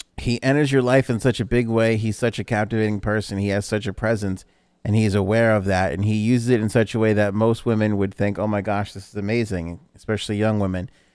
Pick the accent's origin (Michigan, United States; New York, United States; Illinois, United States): New York, United States; New York City; we grew up in New York City